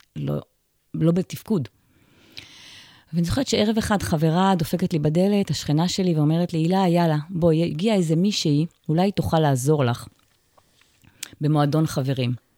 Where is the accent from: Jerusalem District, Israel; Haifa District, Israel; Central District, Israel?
Haifa District, Israel; Ma'agan Michael; קיבוצניקית, נולדתי פה במעגן מיכאל